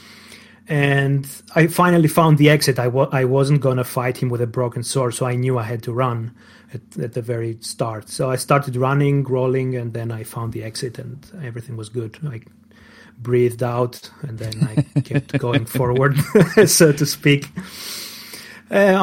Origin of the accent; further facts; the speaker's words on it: Greece; English is a second language; moved away as an adult; now in Germany; Greece. I come from Greece.